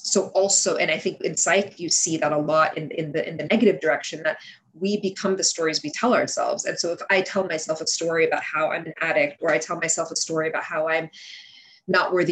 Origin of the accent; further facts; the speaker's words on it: United States; English is a second language; also born or lived in Kuwait; we moved to the States soon after my fourth birthday